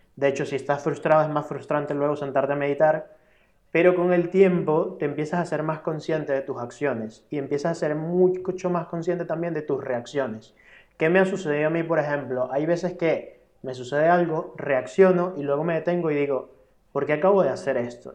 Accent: Venezuela; now in Spain; yo soy extranjero, vengo de Venezuela

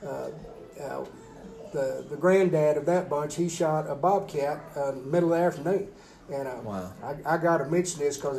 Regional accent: Rankin, Texas, United States; also born or lived in San Angelo, Texas; We was really raised, me and my brothers raised at a ranch out in south of Rankin. So, yeah, we've been in West Texas our entire lives.

